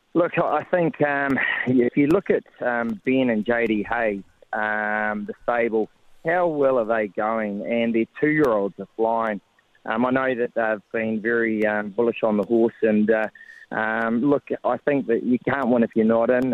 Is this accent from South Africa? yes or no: no; New Zealand; being a Kiwi